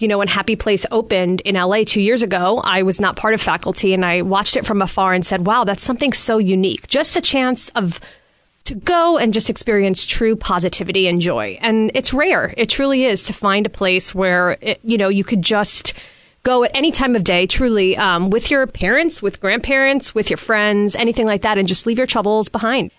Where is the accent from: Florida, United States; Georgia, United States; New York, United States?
New York, United States; I'm originally from New York